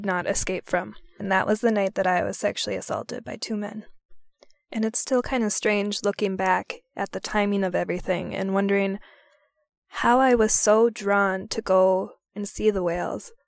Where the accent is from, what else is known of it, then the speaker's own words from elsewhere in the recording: Minnesota, United States; I returned to my home state, Minnesota